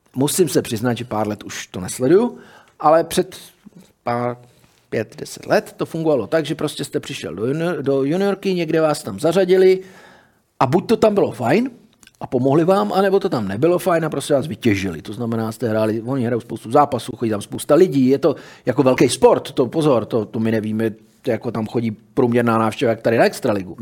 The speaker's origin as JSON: {"language": "Czech", "country": "Czechia", "said": "my jsme Češi"}